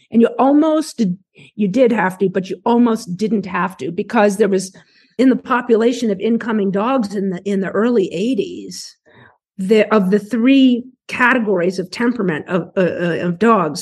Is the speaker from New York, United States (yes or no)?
yes; New York City, New York, United States; when I was very young, we grew up in New York City